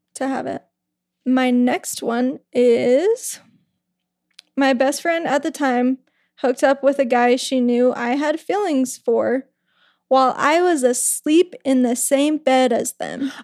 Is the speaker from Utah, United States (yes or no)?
yes; West Jordan, Utah, United States; we grew up in West Jordan, Ryan and I.